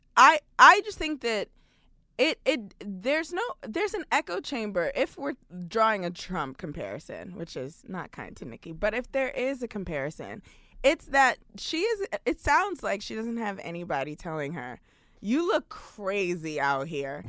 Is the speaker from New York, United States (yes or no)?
yes; New York City, New York, United States; I'm a Brooklyn girl. I grew up in New York City.